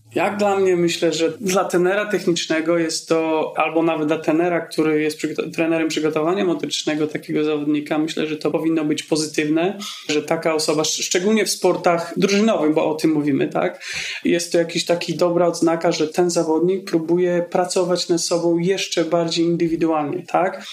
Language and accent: Polish; Poland; moved away as an adult; wyjechałem z Polski, gdy miałem 19 lat